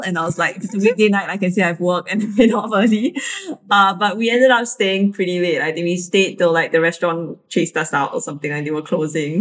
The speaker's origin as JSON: {"language": "English", "country": "Singapore", "said": "I'm Chinese, Catholic, and um, Singaporean."}